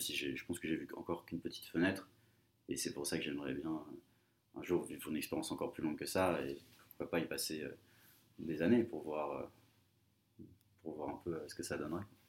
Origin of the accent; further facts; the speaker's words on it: Paris, Île-de-France, France; also born or lived in Colombia; j'ai vécu toute ma vie en France